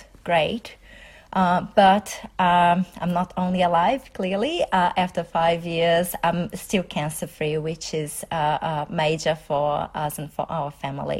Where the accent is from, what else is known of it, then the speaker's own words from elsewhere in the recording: Brazil; moved away as an adult; now in Melbourne, Australia; I'm originally from Brazil, so I have been in Australia for